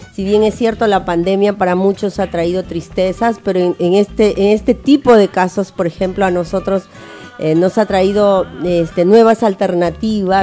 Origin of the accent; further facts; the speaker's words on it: Ayacucho, Peru; now in Tacna, Peru; Yo en cierta manera sí soy ayacuchana